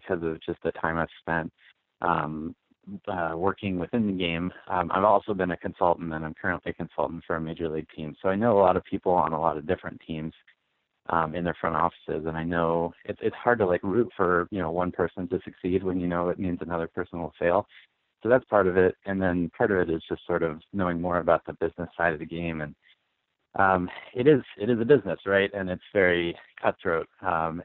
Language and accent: English; Harrisonburg, Virginia, United States; moved away as an adult; also born or lived in Chicago; I grew up in Harrisonburg, Virginia, small town in the Shenandoah Valley